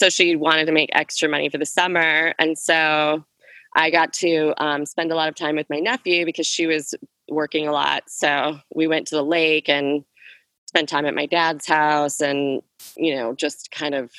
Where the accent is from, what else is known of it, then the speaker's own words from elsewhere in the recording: Minneapolis, Minnesota, United States; moved away as an adult; also born or lived in New York City; now in Minneapolis, United States; I'm from South Minneapolis. I was always at 38th in Chicago